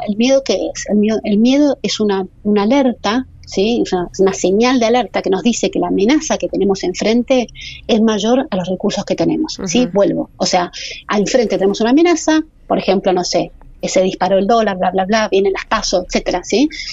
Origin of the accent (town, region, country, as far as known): Argentina